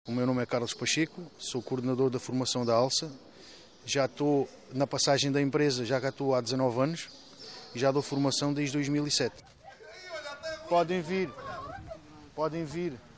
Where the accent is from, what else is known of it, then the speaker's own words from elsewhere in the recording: Sarilhos Pequenos, Setúbal, Portugal; eu sou de Sarilhos